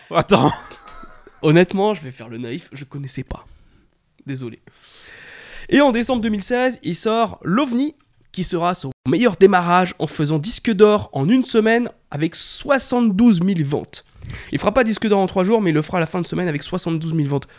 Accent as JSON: {"language": "French", "town": "Paris", "region": "Île-de-France", "country": "France", "said": "Moi, je suis un Parisien"}